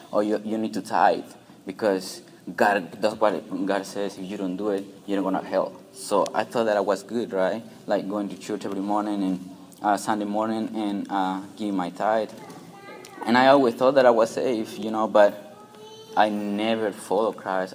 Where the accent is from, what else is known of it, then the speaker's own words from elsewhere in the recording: Peru; English is a second language; moved away; I'm from Peru